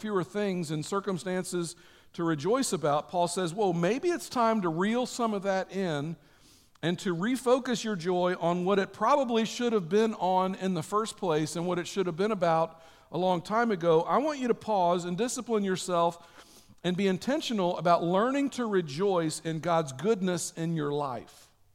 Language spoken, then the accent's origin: English; United States